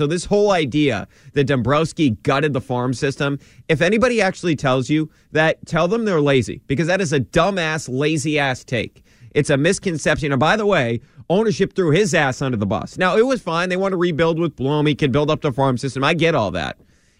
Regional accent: Peabody, Massachusetts, United States; I'm from Peabody too.

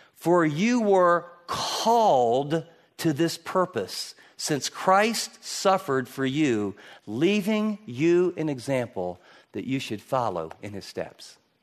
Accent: Michigan, United States; I grew up in Michigan

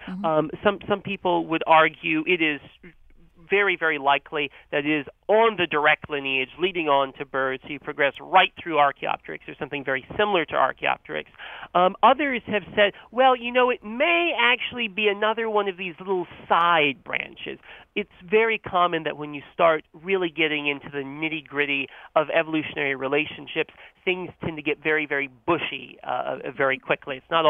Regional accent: North Carolina, United States; So I grew up in North Carolina, and I had that same experience of seeing pileated woodpeckers outside

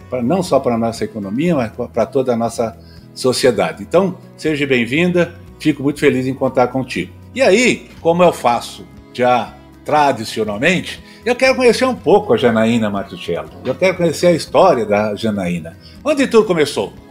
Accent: São Paulo, Brazil; eu sou um cara urbano, eu, sei, eu, sei, eu nasci na Moca, São Paulo, paulistano da gema, né, como dizem

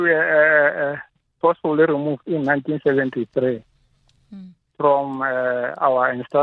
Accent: Bapo ba Mogale, North West, South Africa; We are from Bapoba Mohale.

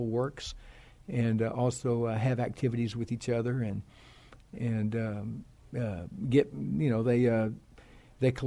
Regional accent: Alice, Texas, United States; I was born and raised in Alice, Texas.

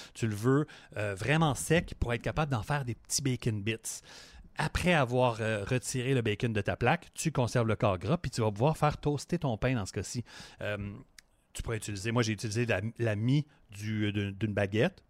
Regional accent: Montreal, Quebec, Canada; je viens de Montréal, fait que ma tourtière, c'est une tourtière euh, de Montréal

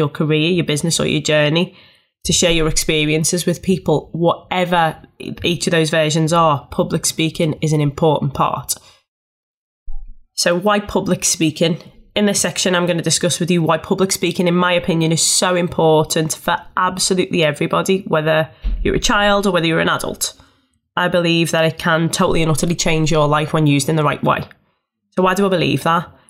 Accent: Liverpool, North West England, United Kingdom; I'm a Scouser and I speak fast

